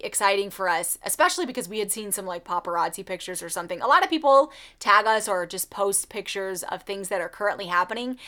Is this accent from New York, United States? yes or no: no; Florida, United States; We're from Florida